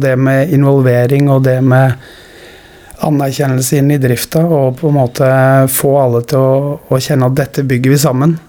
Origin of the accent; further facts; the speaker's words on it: Skien, Telemark, Norway; Nå er jeg født og oppvokst i Skien